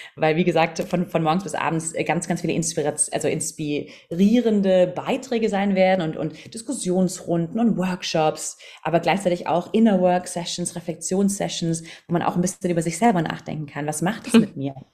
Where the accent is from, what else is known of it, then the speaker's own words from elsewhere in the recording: Southern Germany, Germany; moved away as an adult; also born or lived in London; ich bin aus dem Süden von Deutschland